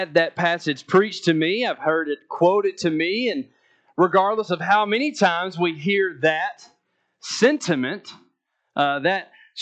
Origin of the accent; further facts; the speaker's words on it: Athens, Alabama, United States; I'm from Athens, Alabama